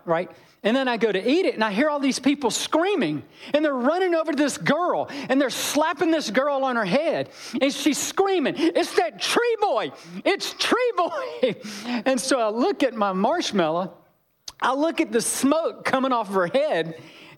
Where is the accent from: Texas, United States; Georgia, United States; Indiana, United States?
Georgia, United States; I'm from Georgia